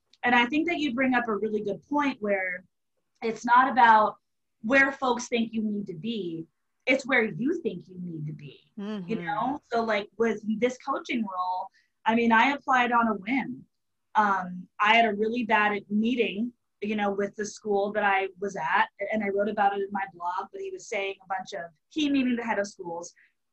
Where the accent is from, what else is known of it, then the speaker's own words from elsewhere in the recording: Marlton, New Jersey, United States; moved away as an adult; also born or lived in Charleston, South Carolina; I grew up in Marlton, New Jersey, which is a suburb of Philadelphia